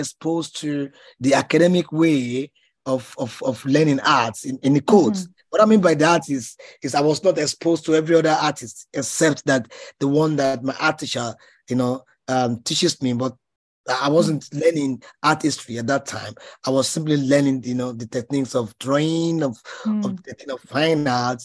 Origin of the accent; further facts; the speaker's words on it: Ejigbo, Lagos, Nigeria; I was born in 1968 in Ejibo, one of the kind of a suburb of Lagos as a state. So I was brought up here